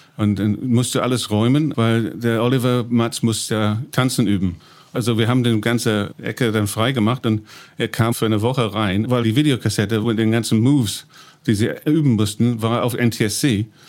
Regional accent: East of England, United Kingdom; German is a second language; moved away as an adult; now in Berlin, Germany; Ich bin Engländer, komme aus dem Land in Ostengland

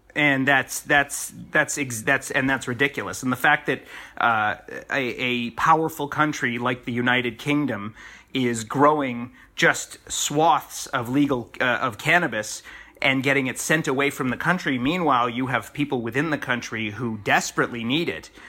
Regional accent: Toronto, Ontario, Canada; moved away; So being able to be in my hometown

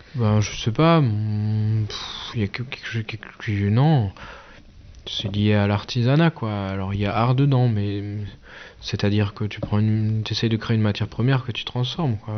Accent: Eguisheim, Grand Est, France; on est une famille, on est là depuis la fin de la guerre de 30 ans

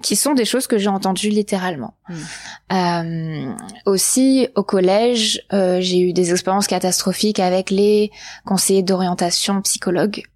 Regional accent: Var, Provence-Alpes-Côte d'Azur, France; j'ai grandi dans le Var, dans le sud de la France

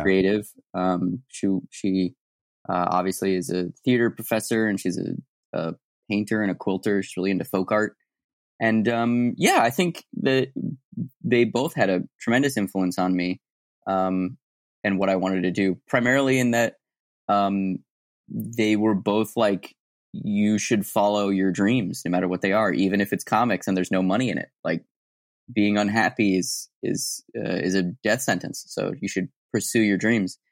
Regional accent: Tucson, Arizona, United States; moved away; I'm from Tucson, Arizona originally

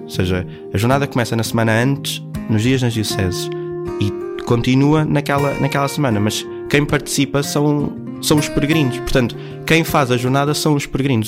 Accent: Torres Vedras, Lisbon, Portugal; eu sou de, de Torres Vedras, uma terra a 50 km de Lisboa

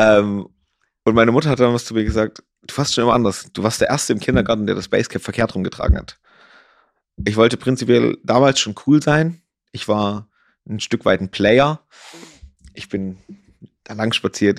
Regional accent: Ore Mountains, Saxony, Germany; also born or lived in Dresden; now in Garmisch-Partenkirchen, Germany; komme ich äh, gebürtig aus dem Erzgebirge, komme vom Skilanglauf, also habe da quasi immer in einer sehr, sehr sportlichen Familie gewohnt

